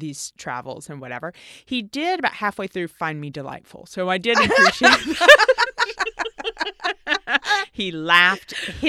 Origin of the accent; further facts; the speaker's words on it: Tennessee, United States; I'm from Tennessee.